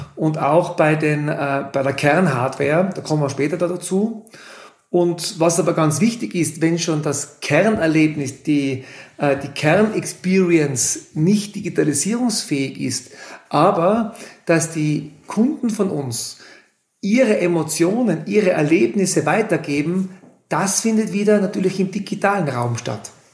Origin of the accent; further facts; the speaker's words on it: Innsbruck area, Tyrol, Austria; moved away as an adult; now in Kleinwalsertal, Austria; Man hört es am Dialekt. Ich komme aus Tirol, aus dem Großraum Innsbruck